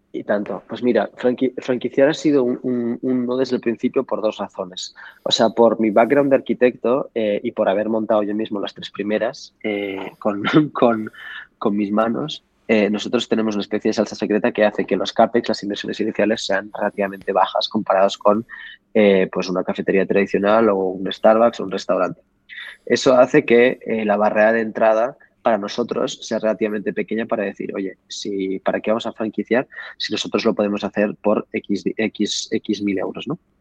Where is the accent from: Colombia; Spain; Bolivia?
Spain; Barcelona, Catalonia; also born or lived in Paris / Morocco; aunque tenga, o sea, orígenes marroquíes, porque habréis sabido que ya sí, no es un nombre muy, europeo, pero eh, em, soy de aquí, de Barcelona